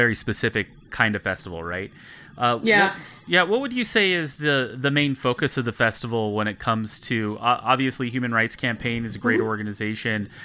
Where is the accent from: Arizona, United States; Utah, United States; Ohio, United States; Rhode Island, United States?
Utah, United States; moved away as an adult; now in Colorado, United States; I do live in Colorado now, but I was born and raised and actually started homebrewing in Utah.